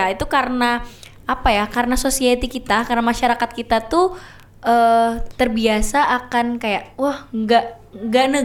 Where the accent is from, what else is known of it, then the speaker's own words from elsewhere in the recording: Kalimantan, Indonesia; Jadi dia udah berekspektasi tinggi untuk apa untuk ke Jawa misalnya karena aku dari Kalimantan nih guys